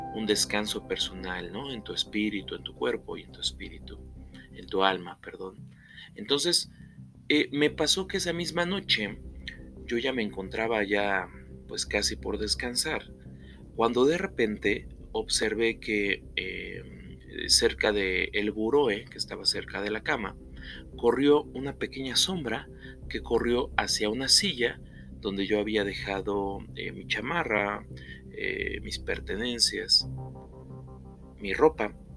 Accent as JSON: {"language": "Spanish", "region": "Puebla", "country": "Mexico", "said": "Aquí mismo, en la ciudad de Puebla, de donde yo soy originario"}